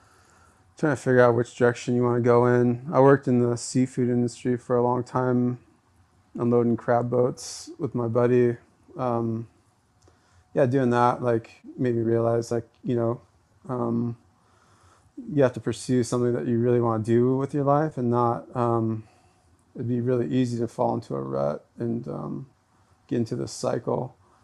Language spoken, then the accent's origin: English; Juneau, Alaska, United States; Born and raised in Juneau.